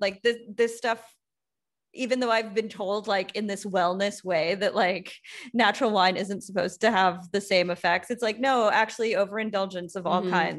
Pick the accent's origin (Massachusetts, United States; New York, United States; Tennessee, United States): New York, United States; Long Island; also born or lived in Brooklyn; I grew up on Long Island